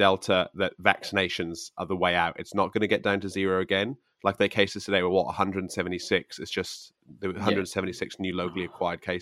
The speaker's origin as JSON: {"language": "English", "region": "Victoria", "country": "Australia", "said": "I'm from Victoria"}